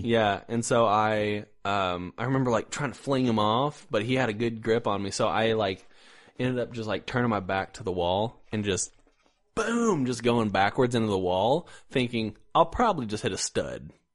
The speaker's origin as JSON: {"language": "English", "region": "Indiana", "country": "United States", "also_born_or_lived": "Iowa", "moved": "yes", "lives_now": "Missouri, United States", "said": "I am also from Indiana"}